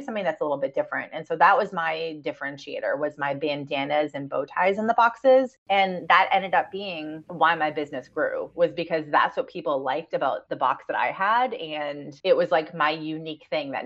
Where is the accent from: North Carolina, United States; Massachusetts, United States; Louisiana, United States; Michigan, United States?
Massachusetts, United States; Boston; I'm from Boston